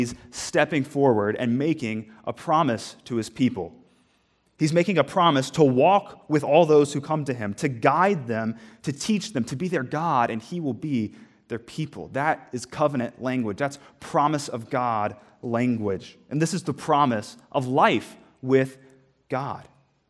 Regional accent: the South, United States; I'm from the South. Altar calls are common. I don't know about them up here

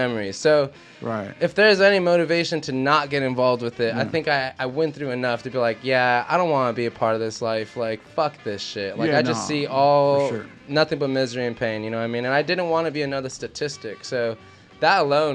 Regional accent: Los Angeles, California, United States; I'm from El Sereno. Like, that's where I grew up.

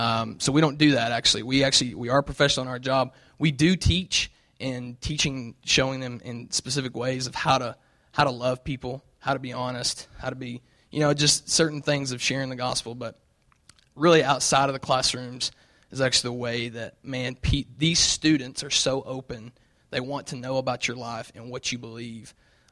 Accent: the South, United States; And it's so cool because I come from the South where there's a church on every corner

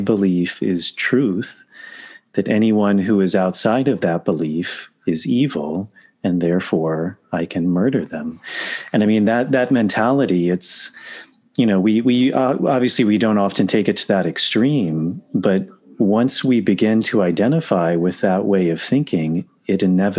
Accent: New York, United States; maybe it's because I'm from New York

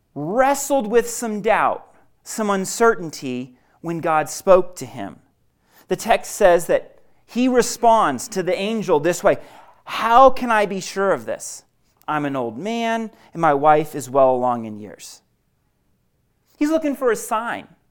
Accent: Maine, United States; moved away as an adult; now in Denver, United States; I'm originally from Maine

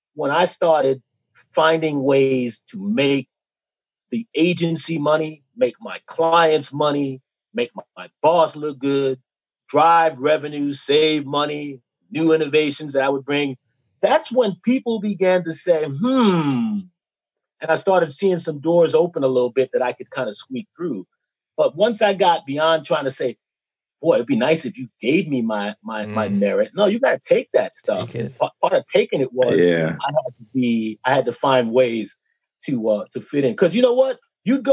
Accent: New York City, New York, United States; I came from Bushwick, Brooklyn, so I had a natural hustle

